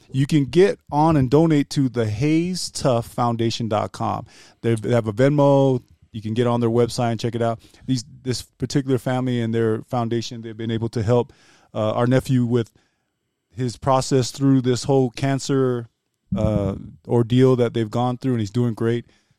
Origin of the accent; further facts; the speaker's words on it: Missoula, Montana, United States; I get it. Because I'm from Missoula.